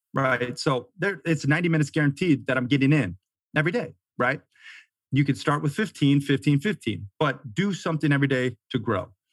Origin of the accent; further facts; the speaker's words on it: Florida, United States; moved away as an adult; also born or lived in Montana / Sarasota, Florida / Delray Beach, Florida; now in Bozeman, Montana, United States; I grew up half in Florida, you know, surfing and skating, and then half in Montana, camping, fishing, hunting, hiking